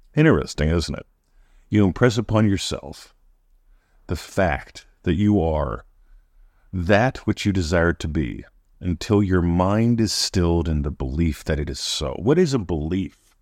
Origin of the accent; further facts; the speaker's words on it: Pennsylvania, United States; now in Australia; I was born in Pennsylvania. I'm American, living in Australia